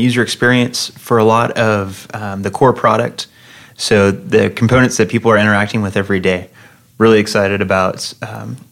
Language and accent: English; Fresno, California, United States; moved away as an adult; now in Phoenix, United States; I'm from Fresno, California, which is in the heart of California's Central Valley